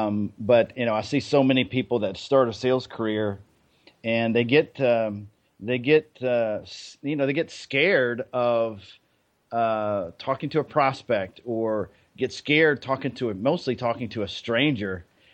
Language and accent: English; Germany; So for me, I guess, you know, I grew up in Germany. On a military base.